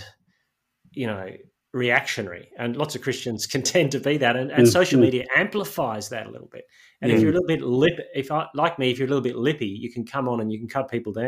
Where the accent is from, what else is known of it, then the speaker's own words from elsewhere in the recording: Northern Ireland, United Kingdom; I grew up in Northern Ireland